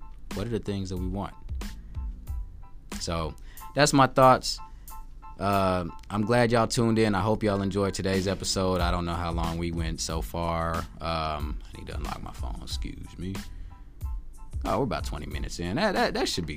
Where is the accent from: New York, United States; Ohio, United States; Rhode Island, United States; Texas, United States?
Texas, United States; I'm from Texas